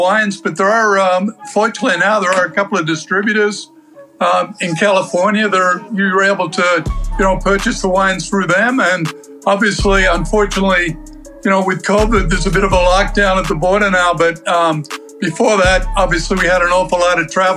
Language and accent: English; Melbourne, Victoria, Australia; moved away as an adult; also born or lived in Canada / Phoenix, Arizona; now in Kelowna, Canada; I was born down under in Melbourne. Kind of came to Canada 20 years later.